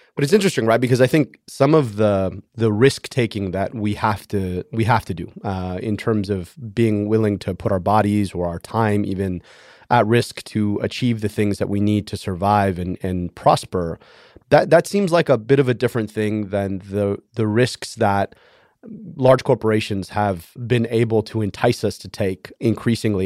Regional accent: Michigan, United States; my home state of Michigan

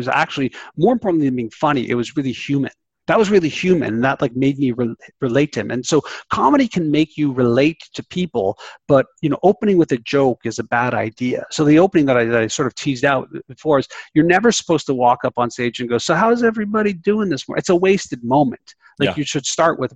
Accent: Canada; I'm Canadian.

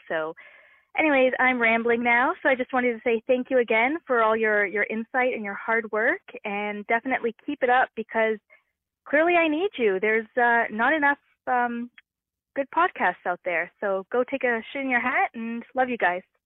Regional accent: Toronto, Ontario, Canada; now in Moncton, Canada; I was actually born and raised in Toronto

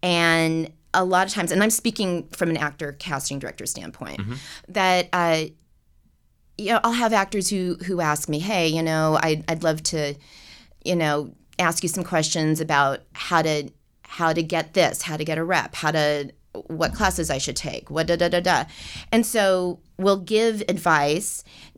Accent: Seattle, Washington, United States; also born or lived in Los Angeles; And so I grew up in Seattle. I went back to Seattle after college. I am an LA native. There's very few of us.

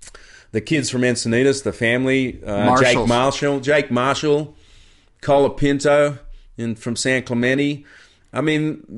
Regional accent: Kirra, Queensland, Australia; I came from Superbank, Kira, small wave upbringing, 4 to 6 feet, and yet I went to Hawaii.

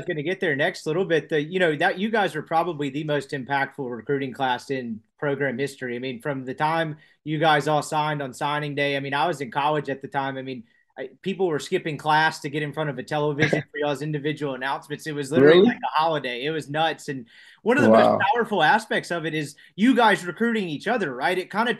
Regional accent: Mississippi, United States; I'm from Mississippi.

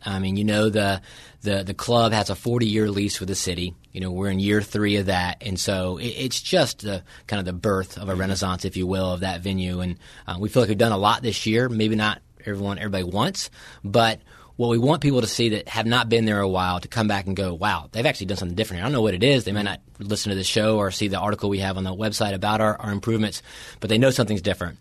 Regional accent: Winston-Salem, North Carolina, United States; growing up in Winston Salem, North Carolina, my older brother played for Charlie at Davidson

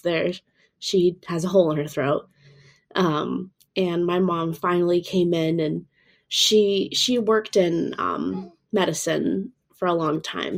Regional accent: Florida, United States; I'm from Florida over in the States

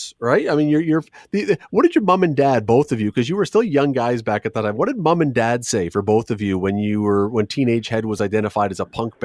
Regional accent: Toronto, Ontario, Canada; I grew up in Toronto

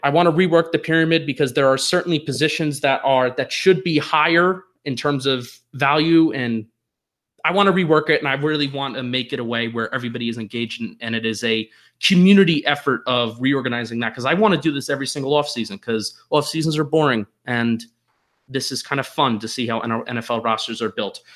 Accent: New Jersey, United States; now in Philadelphia, United States; I am a Transplanet Giant and Yankee fan living in Philadelphia. I am from New Jersey

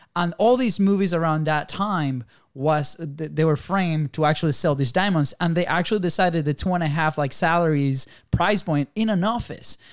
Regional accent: Venezuela; now in United States; we come from Venezuela

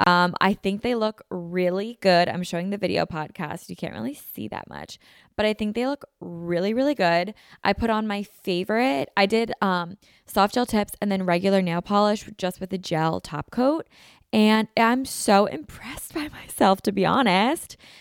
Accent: Pennsylvania, United States; we're all from Pennsylvania

